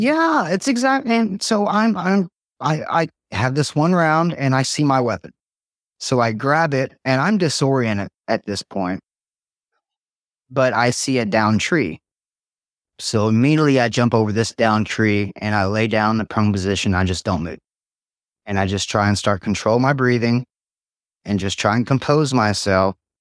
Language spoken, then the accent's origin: English; Tazewell, United States; also born or lived in White River, Indiana; I grew up in Tazewell. very rural area